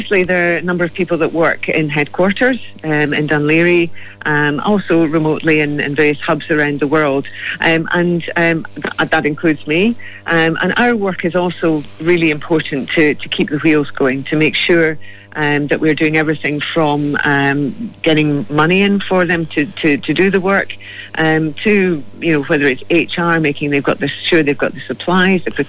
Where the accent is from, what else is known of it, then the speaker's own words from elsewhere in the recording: Scotland, United Kingdom; accent: Scottish; now in Ireland; I'm Celtic, I'm from Scotland